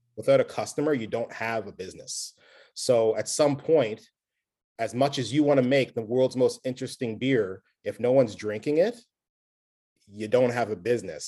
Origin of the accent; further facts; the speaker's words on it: Nova Scotia, Canada; I'm from Nova Scotia